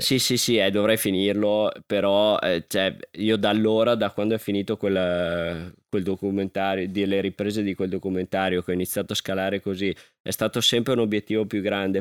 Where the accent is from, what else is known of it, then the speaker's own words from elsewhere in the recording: Alpago, Veneto, Italy; dal mio paese